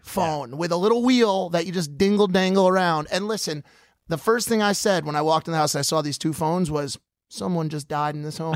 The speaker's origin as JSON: {"language": "English", "town": "Stamford", "region": "Connecticut", "country": "United States", "moved": "yes", "said": "I'm from just outside New York"}